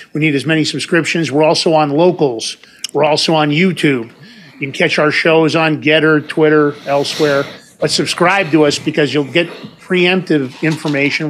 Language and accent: English; New York, United States; I'm from New York